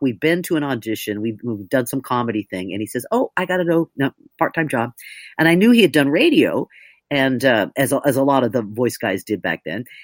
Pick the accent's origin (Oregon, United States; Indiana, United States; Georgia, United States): Oregon, United States; moved away as an adult; also born or lived in New York; I'm from Oregon, and so I was tall and blonde and funny